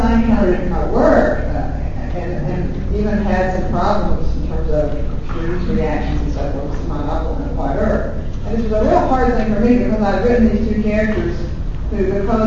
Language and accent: English; Southern West Virginia, United States; the way I'm talking right now, the way I grew up talking in Southern West Virginia